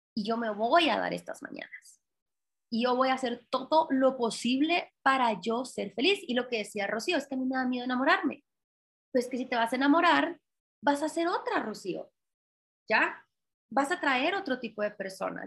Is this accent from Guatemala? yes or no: yes; Guatemala; no hay guatemaltecas como yo, porque no hay mujeres referentes en mi país